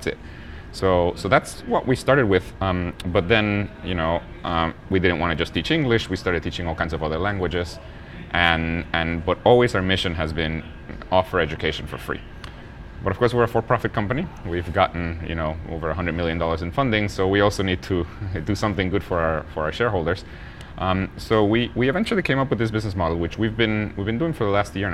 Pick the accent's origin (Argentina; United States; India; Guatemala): Guatemala; where I'm from. I was born in Guatemala.